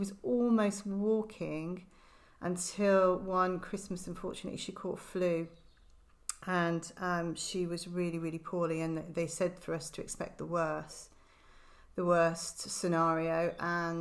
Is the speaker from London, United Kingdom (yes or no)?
no; Liverpool, North West England, United Kingdom; moved away as an adult; also born or lived in Hereford / south of France; now in Herefordshire, United Kingdom; I'm originally from Liverpool